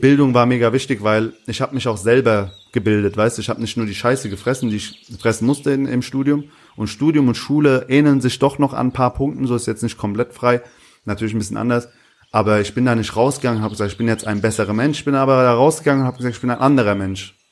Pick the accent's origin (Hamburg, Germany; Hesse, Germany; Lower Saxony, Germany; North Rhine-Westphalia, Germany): Hesse, Germany; Hanau; also born or lived in Aschaffenburg / Bavaria; now in Berlin, Germany; ich bin in Hanau groß geworden